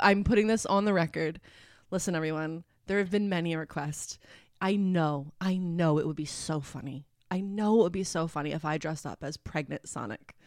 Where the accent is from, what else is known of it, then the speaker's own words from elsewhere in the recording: Philadelphia, Pennsylvania, United States; Where I grew up in Philly is, like, all row homes